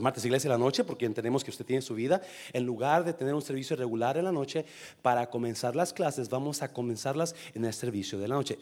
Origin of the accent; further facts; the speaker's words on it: coast of Nayarit, Mexico; also born or lived in Guanajuato; Yo crecí en la costa de Nayarit. Nací en Guanajuato, pero crecí en Nayarit.